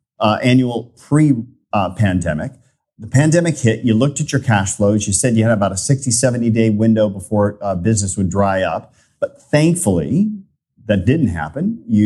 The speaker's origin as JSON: {"language": "English", "country": "United States", "said": "I'm an American"}